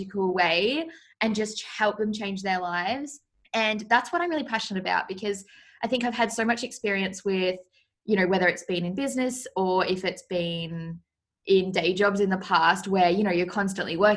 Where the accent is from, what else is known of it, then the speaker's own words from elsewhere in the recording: Australia; I live in Australia, if you can't tell by my accent. People always get my accent mixed up and think like I'm from England or something. I'm like, nope, I'm from Australia